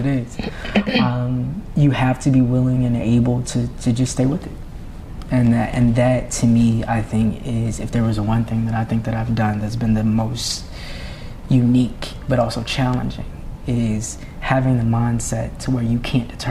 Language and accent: English; Norfolk, Virginia, United States; moved away; also born or lived in Atlanta; I'm from Norfolk, Virginia